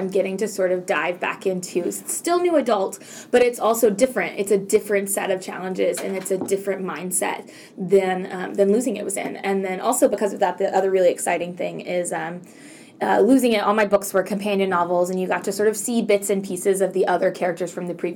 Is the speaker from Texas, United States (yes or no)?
yes; Texas, United States; I grew up in Texas